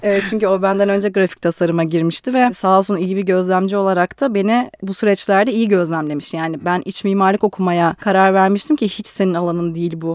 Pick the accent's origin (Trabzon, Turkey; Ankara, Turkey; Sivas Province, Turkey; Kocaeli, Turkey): Ankara, Turkey; moved away as an adult; now in Istanbul, Turkey; ben evet Ankara'da büyüdüm okudum